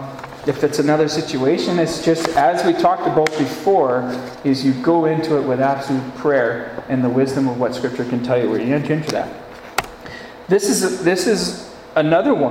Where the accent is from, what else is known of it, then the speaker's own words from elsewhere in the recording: Gull Lake, Saskatchewan, Canada; my hometown where I grew up, Gull Lake.